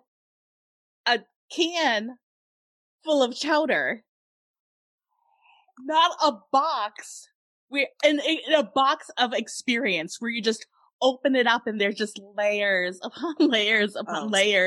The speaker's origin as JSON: {"language": "English", "region": "Massachusetts", "country": "United States", "said": "I'm from Massachusetts."}